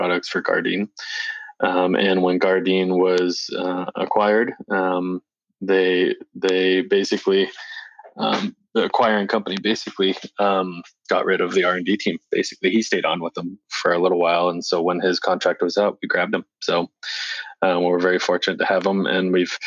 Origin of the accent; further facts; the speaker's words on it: Portsmouth, New Hampshire, United States; we're both from New Hampshire. So we grew up in Portsmouth, New Hampshire, outside of Portsmouth, Hampton, Portsmouth, New Hampshire